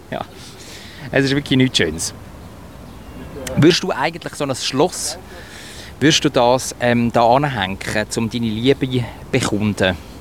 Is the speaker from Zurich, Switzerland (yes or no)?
yes; Sihltal, Zurich, Switzerland; Ich bin ja zum Teil im Siltal aufgewachsen. So die Oberleimbach, bin Adliswil auch in der Schule